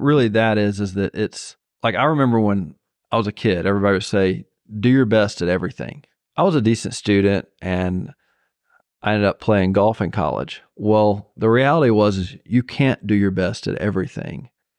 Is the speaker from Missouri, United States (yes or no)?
no; Zebulon, Georgia, United States; Zebulon, Georgia.